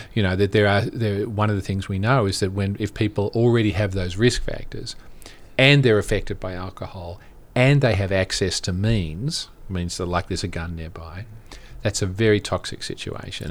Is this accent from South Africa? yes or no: no; Australia; moved away; I'm originally from Australia